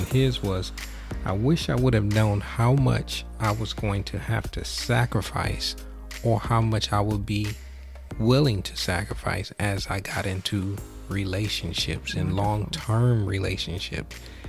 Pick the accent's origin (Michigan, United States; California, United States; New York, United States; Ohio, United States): Michigan, United States; Even though I'm from Michigan, or we are from Michigan.